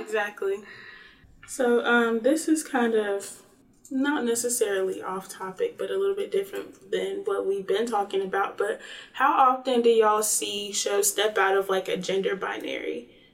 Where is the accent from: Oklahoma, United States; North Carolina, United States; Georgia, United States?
North Carolina, United States; Greensboro; I'm from Greensboro, North Carolina